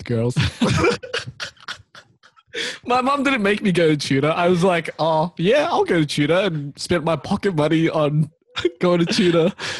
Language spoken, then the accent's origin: English; New Zealand; I was born in New Zealand